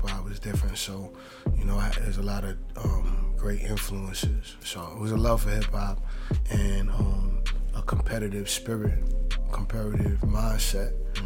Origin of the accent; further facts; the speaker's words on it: New York City, New York, United States; I'm from Queens